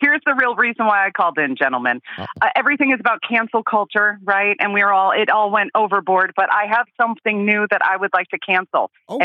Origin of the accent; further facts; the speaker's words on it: Lombard, Illinois, United States; moved away as an adult; also born or lived in Berwyn, Illinois / Chicago; now in Santa Clarita, United States; Canaryville is where my family's from. Cicero is where I was born. Actually, Berwyn. I was born in Berwyn. People. A good Irish girl. Yes, I am. And then I grew up in Lombard.